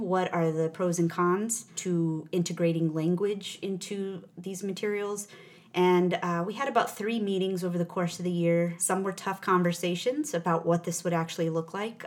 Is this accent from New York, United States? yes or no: no; New Mexico, United States; I'm I'm a native of New Mexico. Mm-hmm. I grew up there in a rural town